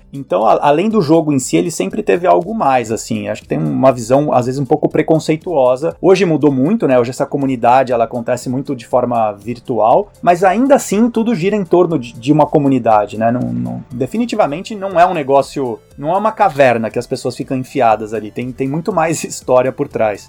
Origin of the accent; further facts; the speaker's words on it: Brazil; moved away; quando eu me apresento como brasileiro